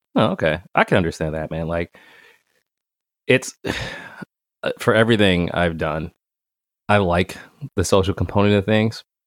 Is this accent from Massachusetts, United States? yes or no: yes; Boston, Massachusetts, United States; I'm from J P